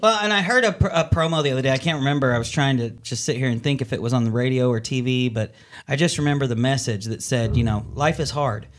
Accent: California, United States; now in Northwest Arkansas, United States; I grew up in California

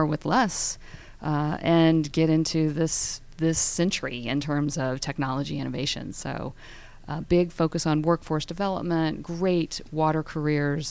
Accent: Tampa, Florida, United States; We were in Florida, born and raised in Tampa

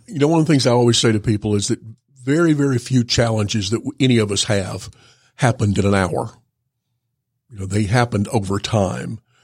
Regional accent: Georgia, United States; also born or lived in North Carolina / Louisville, Kentucky / California; I moved here when I was in the sixth grade to be near my parents. And, uh, grew up here, went to elementary school, went to high school, went to University of Georgia

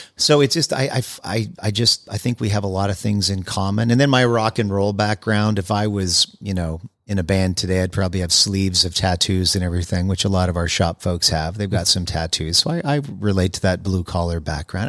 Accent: Winnipeg, Manitoba, Canada; moved away as an adult; also born or lived in Montreal; now in United States; I grew up in Winnipeg, Manitoba

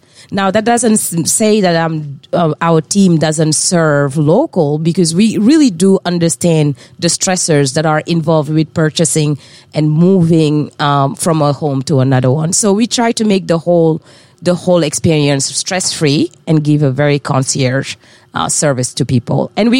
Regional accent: France; English is a second language; moved away as an adult; also born or lived in West Africa; I tend to joke that I am from the South, South, South, which is Africa. Born and raised in West Africa. Grew up in France where I studied until undergrad. Moved here in 2008.

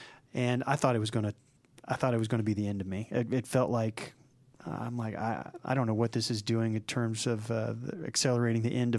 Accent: Oklahoma City, Oklahoma, United States; now in Atlanta, United States; I remember when I first moved to Atlanta, I came from Oklahoma City, which is, it's not really a large city, maybe a few 100,000 people there.

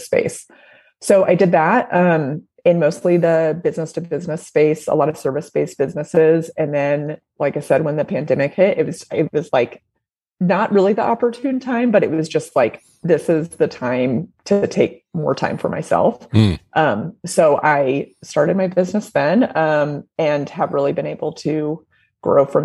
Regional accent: Indiana, United States; moved away as an adult; also born or lived in Nashville; I'm from Indiana originally, went to IU

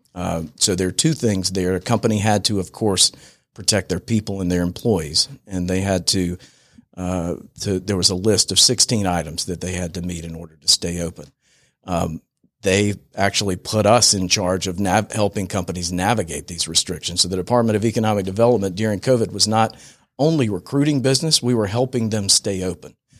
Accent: Franklin Springs, Georgia, United States; Franklin Springs, Georgia. It's about seven hundred and fifty people in Franklin

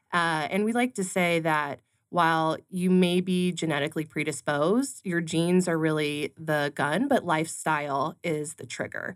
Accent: California, United States; now in Arizona, United States; I grew up in California

